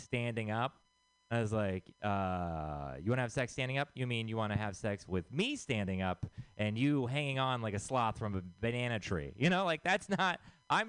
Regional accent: Texas, United States; moved away; I am from Texas

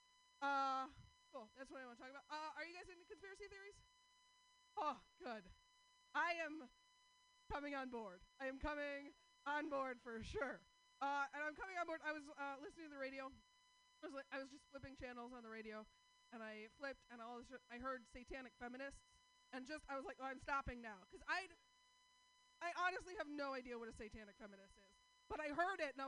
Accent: Portland, Oregon, United States; I'm from Portland.

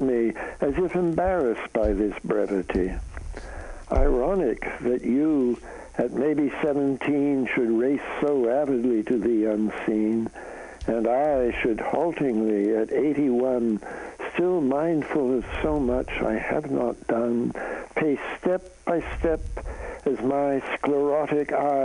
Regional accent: Canada; now in United States; I'm a Canadian, so I come from north of the border

